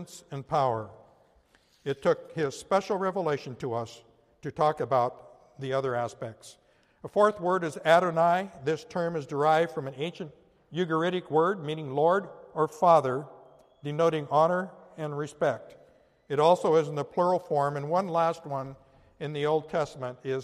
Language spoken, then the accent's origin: English; Yakima Indian Reservation, Washington, United States; moved away; I grew up in the Yakima Indian Reservation